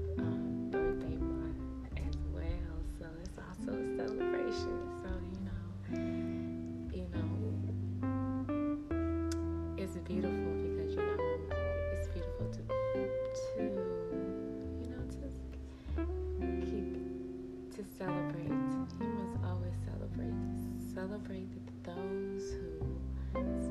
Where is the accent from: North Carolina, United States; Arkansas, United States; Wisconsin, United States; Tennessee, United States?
Arkansas, United States; moved away; I'm originally from Arkansas. Yeah, I was bred in Arkansas, Four City, Arkansas